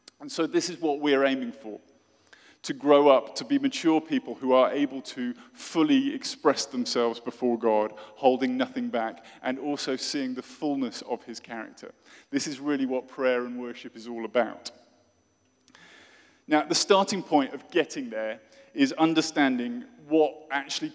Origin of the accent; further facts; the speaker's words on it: Oxford, South East England, United Kingdom; from my hometown of Oxford in the UK